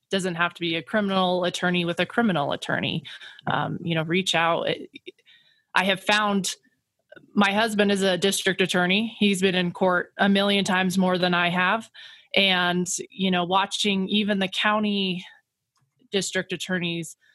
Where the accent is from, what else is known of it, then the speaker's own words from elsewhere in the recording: Grand Junction, Colorado, United States; sometimes I think I got on because simply I'm I'm from Grand Junction, but that's all right.